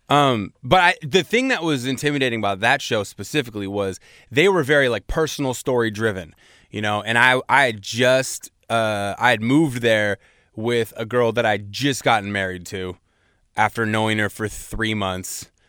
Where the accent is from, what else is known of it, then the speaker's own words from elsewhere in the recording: Seattle, Washington, United States; moved away; I grew up in Seattle, and Seattle is a very white place.